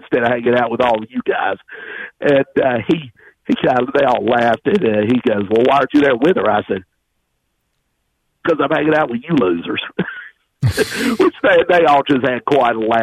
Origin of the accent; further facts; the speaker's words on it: Tullahoma, Tennessee, United States; also born or lived in Nashville; growing up in Tullahoma and moving back to Nashville in 1995.